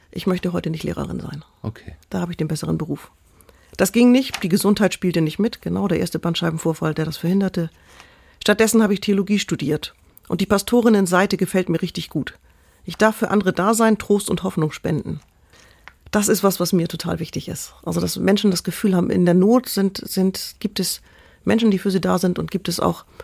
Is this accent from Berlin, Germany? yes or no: no; Kiel, Schleswig-Holstein, Germany; now in Elmshorn, Germany; ich bin in Kiel aufgewachsen, lebe jetzt mit meiner Frau in Emshorn